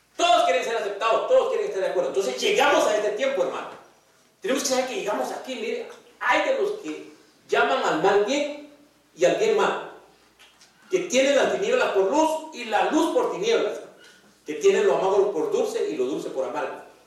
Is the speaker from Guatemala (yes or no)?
yes; Guatemala; moved away; en mi país, en Guatemala